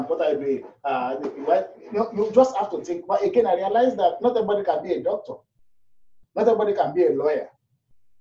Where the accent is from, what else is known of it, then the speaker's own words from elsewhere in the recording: Nigeria; moved away as an adult; now in Toronto, Canada; we're new from Nigeria